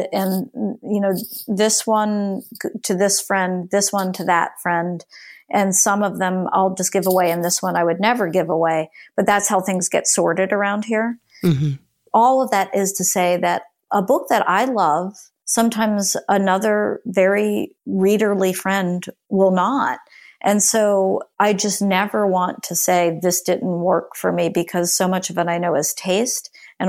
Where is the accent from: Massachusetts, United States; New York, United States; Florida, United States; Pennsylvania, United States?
Florida, United States; No, I grew up in Central Florida.